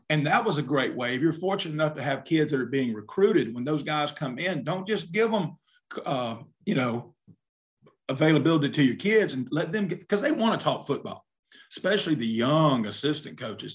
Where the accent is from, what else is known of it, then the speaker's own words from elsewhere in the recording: South Alabama, United States; I'm from South Alabama